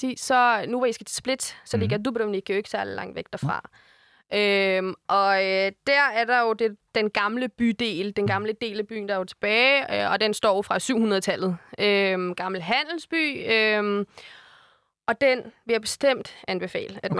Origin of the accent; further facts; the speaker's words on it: Denmark; så jeg er faktisk født og opvokset her